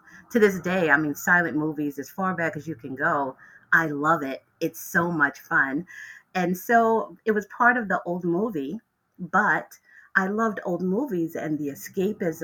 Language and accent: English; New York City, New York, United States; now in Globe, Arizona, United States; I was born and raised in the North Bronx